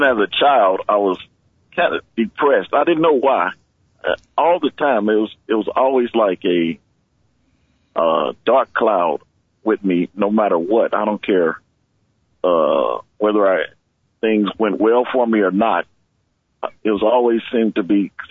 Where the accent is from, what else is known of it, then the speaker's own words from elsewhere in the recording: Kansas City, Kansas, United States; I was brought up on Quindaro Boulevard in Kansas City, Kansas.